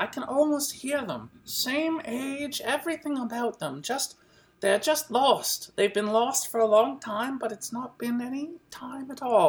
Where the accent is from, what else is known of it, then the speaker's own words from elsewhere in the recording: McKeesport, Pennsylvania, United States; born there; I was born in McKeesport, you see, and there was a clay pipe factory for years and years when I was a little girl